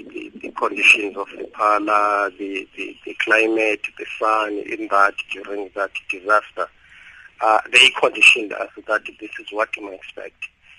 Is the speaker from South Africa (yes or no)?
yes; South Africa; I believe, let alone being a South African, that if the government was allowed to assist quickly, wouldn't be in such a mess today.